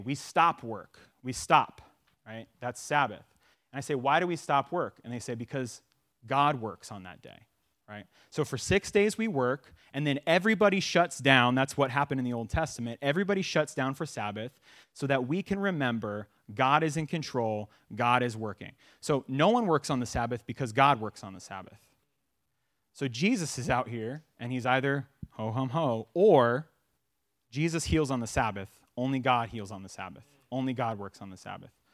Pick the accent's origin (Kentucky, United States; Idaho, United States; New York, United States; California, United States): California, United States; Sacramento; moved away as an adult; also born or lived in Phoenix, Arizona; now in Tucson, United States; we're from Sacramento